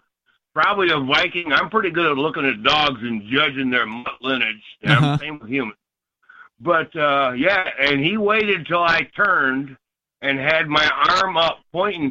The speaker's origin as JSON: {"language": "English", "town": "Ypsilanti", "region": "Michigan", "country": "United States", "tie": "born or raised there", "said": "I grew up in Ypsilanti"}